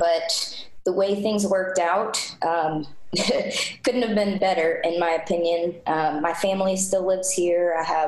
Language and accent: English; Floyds Knobs, Indiana, United States; also born or lived in Greenville, South Carolina; I am an Indiana native. I was born in Floyd's Knobs, Indiana